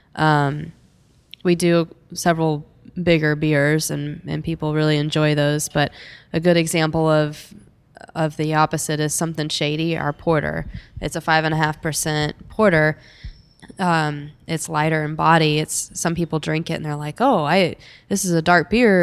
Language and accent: English; Dallas, Texas, United States; I'm from, I grew up in Dallas